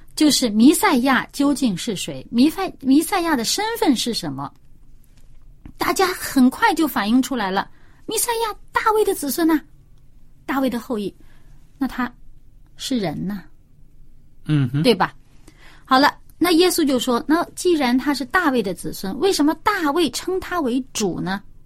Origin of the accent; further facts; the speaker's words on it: China; 我们中国人也有啊